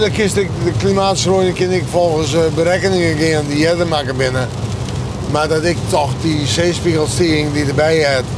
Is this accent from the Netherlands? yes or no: yes; Friesland, Netherlands; Dus ik ben Fries